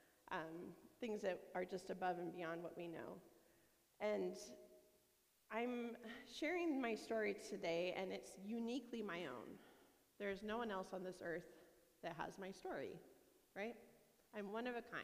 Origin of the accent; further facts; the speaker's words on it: Yakima, Washington, United States; I grew up in Yakima.